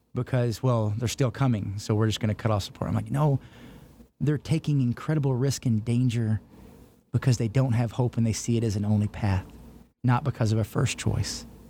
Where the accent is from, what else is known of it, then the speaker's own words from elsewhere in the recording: Texas, United States; now in Pennsylvania, United States; as this Texan